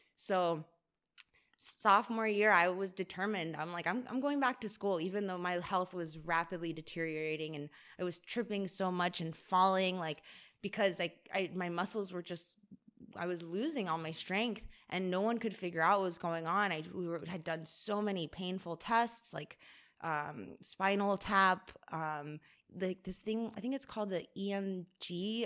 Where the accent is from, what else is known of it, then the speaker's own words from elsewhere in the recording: Weston, Florida, United States; moved away as an adult; also born or lived in Boston, Massachusetts / Richmond, Virginia; we moved to Weston, which is like a suburb of Fort Lauderdale uh, when I was almost nine years old. And then I lived there until I was 18